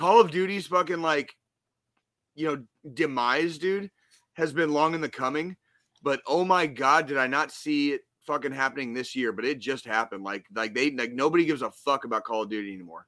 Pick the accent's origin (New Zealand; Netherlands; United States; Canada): United States; Arizona; One of my best friends I grew up with in Arizona